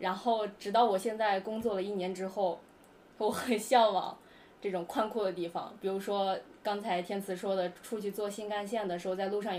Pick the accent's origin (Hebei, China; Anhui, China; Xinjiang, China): Xinjiang, China; moved away as an adult; also born or lived in Beijing; 我小的时候生活在新疆